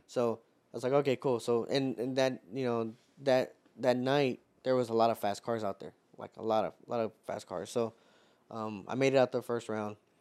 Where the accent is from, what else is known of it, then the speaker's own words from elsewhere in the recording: Houston, Texas, United States; being from Houston